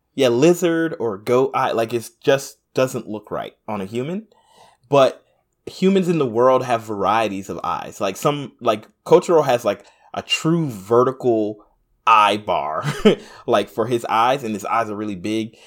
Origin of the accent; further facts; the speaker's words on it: United States; I'm a Black American